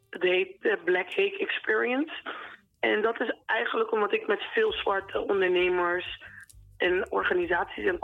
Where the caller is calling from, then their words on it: The Hague, South Holland, Netherlands; Ik ben … uit Den Haag.